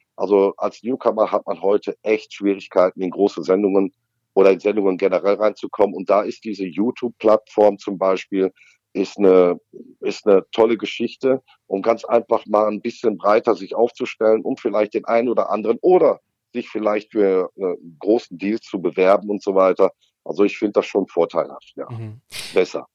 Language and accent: German; North Rhine-Westphalia, Germany; bei uns in Nordrhein-Westfalen